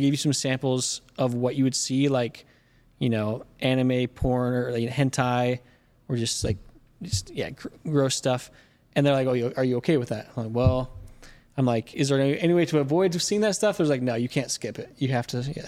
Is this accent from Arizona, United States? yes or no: yes; Mesa, Arizona, United States; I grew up in Mesa, Arizona